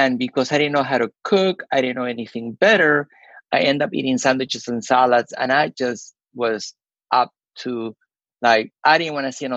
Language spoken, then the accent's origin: English; Peru; moved away as an adult; now in United States; we had growing up in Peru